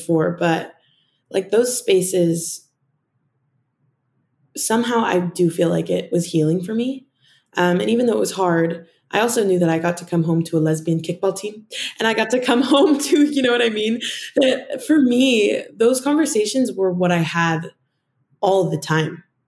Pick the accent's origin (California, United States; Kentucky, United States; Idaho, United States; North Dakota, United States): Idaho, United States; Boise; moved away as an adult; now in Los Angeles, United States; I flew home to Boise